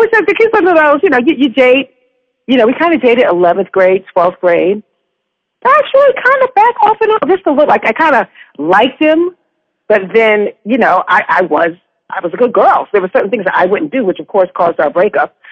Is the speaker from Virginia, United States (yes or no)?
no; New York, United States; I grew up in New York.